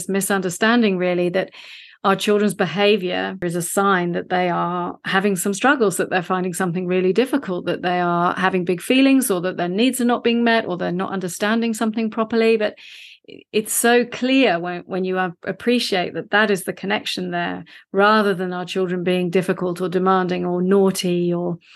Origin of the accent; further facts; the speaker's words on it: London, United Kingdom; now in Australia; I was raised in the UK. I'm from London originally.